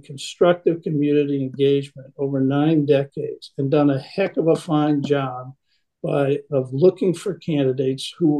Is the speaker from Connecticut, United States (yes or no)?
yes; Connecticut, United States; now in Lake Forest, United States; I'm a Connecticut Yankee